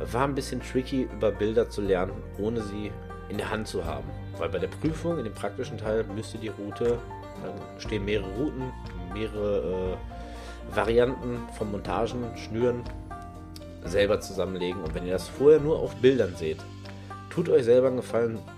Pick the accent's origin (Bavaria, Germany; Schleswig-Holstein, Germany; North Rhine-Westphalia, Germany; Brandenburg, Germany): North Rhine-Westphalia, Germany; Aber ich komme aus NRW. In NRW braucht ihr, egal wo, ob es am Forellenhof ist, im Freigewässer